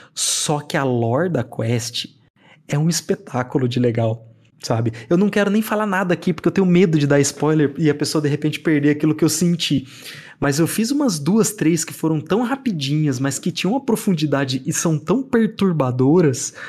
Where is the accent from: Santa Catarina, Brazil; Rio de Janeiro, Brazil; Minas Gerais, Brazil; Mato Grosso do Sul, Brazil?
Mato Grosso do Sul, Brazil; near the São Paulo border, interior of; moved away; eu cresci numa cidade do interior do Mato Grosso do Sul, e perto da, da divisa com São Paulo, porque eu nasci em São Paulo